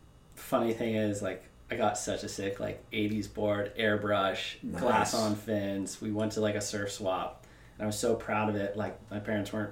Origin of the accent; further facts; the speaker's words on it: Santa Cruz, California, United States; I grew up on the West Side, went to elementary school there, and my parents were divorced young. And my dad lived in Pleasure Point, and my mom still lived on the West Side. So, like, I did, like, Santa Cruz Junior Lifeguards